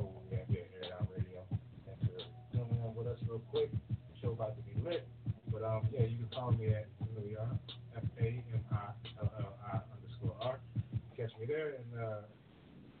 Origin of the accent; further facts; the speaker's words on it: Philadelphia, Pennsylvania, United States; I'm from here, this is my home.